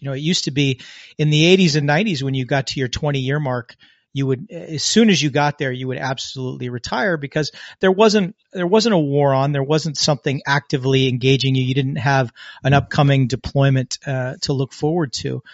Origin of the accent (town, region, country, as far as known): United States; born or raised there